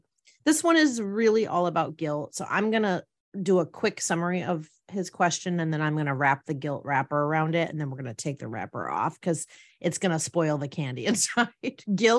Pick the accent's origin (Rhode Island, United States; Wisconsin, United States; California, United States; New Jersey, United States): Wisconsin, United States; I used to feel like when I went back to my home state, for those of you that don't recall, it's Wisconsin. And I used to say it as if I was from Wisconsin.